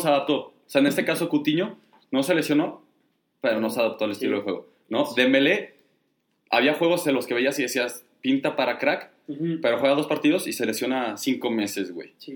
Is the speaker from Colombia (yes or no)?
no; Mexico; obviamente somos mexicanos